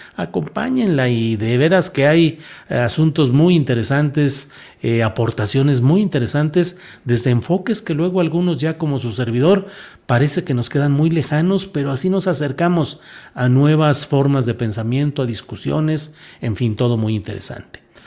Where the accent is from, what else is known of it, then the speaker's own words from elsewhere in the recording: Torreón, Coahuila, Mexico; Coahuila, mi estado natal y mi tierra natal específicamente, Torreón, Coahuila